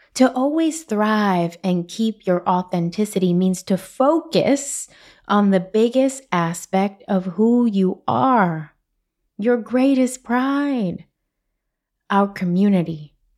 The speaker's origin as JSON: {"language": "English", "town": "New York City", "region": "New York", "country": "United States", "said": "I'm from Brooklyn. We speak with our hands"}